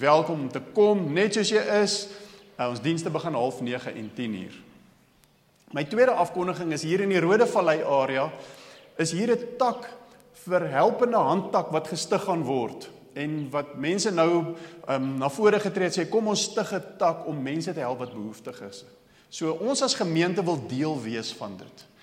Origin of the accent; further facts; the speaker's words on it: South Africa; ek is die enigste Suid-Afrikaner op die vlug